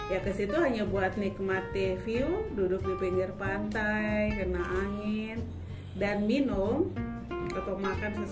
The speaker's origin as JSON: {"language": "Indonesian", "town": "Jayapura", "region": "Papua", "country": "Indonesia", "tie": "born or raised there", "said": "Padahal saya besar di kota Jayapura."}